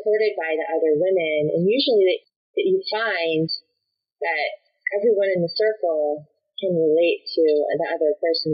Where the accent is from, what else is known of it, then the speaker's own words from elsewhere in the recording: West Palm Beach, Florida, United States; moved away as an adult; also born or lived in Northern California; I grew up in West Palm Beach, Florida